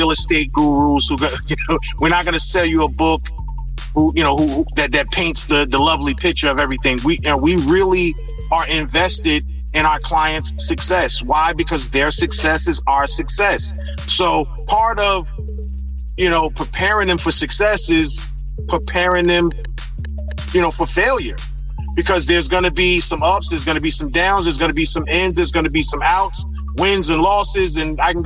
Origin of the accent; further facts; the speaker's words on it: East Orange, New Jersey, United States; I grew up in East Orange in North New Jersey